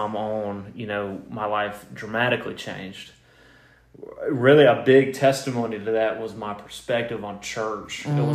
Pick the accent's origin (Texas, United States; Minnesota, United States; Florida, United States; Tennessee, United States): Tennessee, United States; Cleveland; moved away; I'm from Cleveland, Tennessee originally